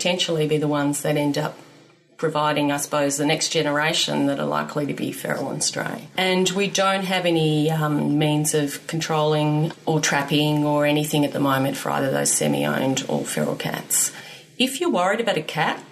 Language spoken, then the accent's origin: English; Sydney, New South Wales, Australia; When I grew up in Sydney in the 70s